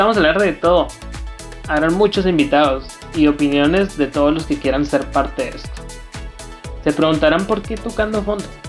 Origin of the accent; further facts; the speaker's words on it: Guatemala; soy un chavo guatemalteco de 26 años